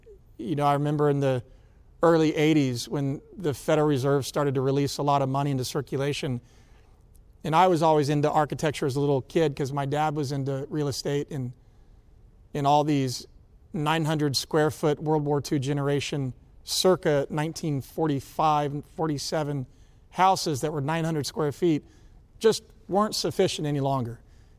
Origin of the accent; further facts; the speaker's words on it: Atlanta, Georgia, United States; I grew up in Atlanta.